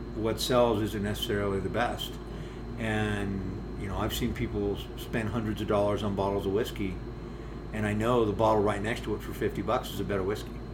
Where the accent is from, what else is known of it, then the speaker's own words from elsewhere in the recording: United States; we Americans